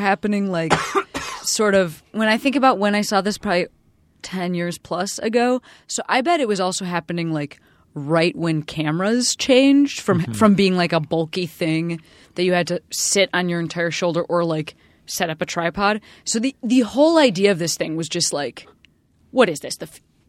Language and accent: English; Chicago, Illinois, United States; Because I am also from Chicago and I'm currently sweeping